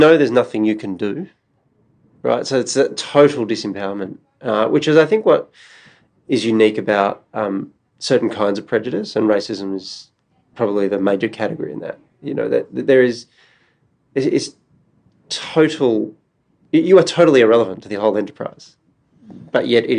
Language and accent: English; Melbourne, Victoria, Australia; growing up in Australia